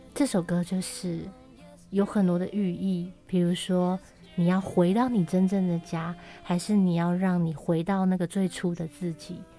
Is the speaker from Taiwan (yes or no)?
yes; Taoyuan, Taiwan; moved away; 我奶奶又过世了，因为奶奶是带我长大的。很重要的一个亲人。然后我的老家桃园的家也被处理掉了